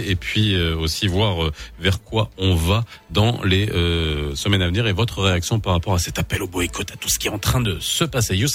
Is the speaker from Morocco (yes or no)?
yes; Morocco; en tant que musulman, en tant que marocain, je me dis, c'est pas possible.